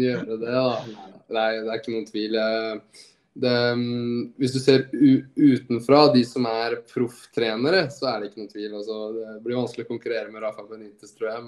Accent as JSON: {"language": "Norwegian", "country": "Norway", "also_born_or_lived": "Groningen, Netherlands", "moved": "as an adult", "lives_now": "Vigo, Spain", "said": "hjemme i Norge"}